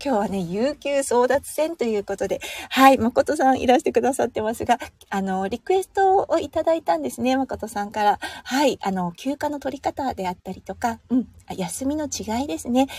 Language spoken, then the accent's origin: Japanese; Tohoku, Japan; now in Australia; 東北出身なので、あまり台風が身近に子供の頃はなかったんですよね。